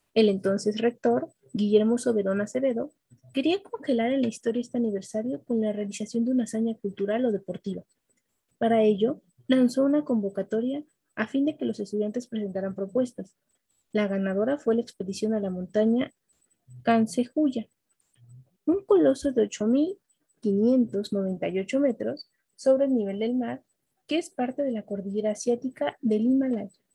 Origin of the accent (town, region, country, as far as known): Mexico